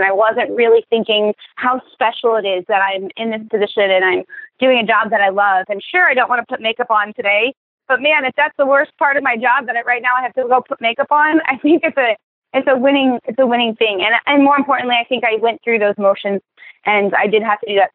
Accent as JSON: {"language": "English", "town": "Indianapolis", "region": "Indiana", "country": "United States", "said": "I'm from Indianapolis, Indiana"}